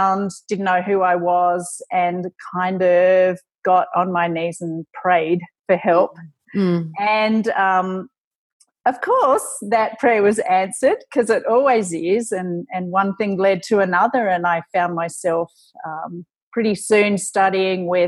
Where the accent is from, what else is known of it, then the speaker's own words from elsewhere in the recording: Australia; being Australian